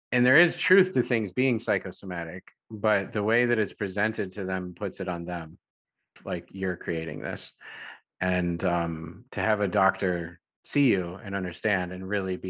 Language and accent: English; Illinois, United States; I'm from Illinois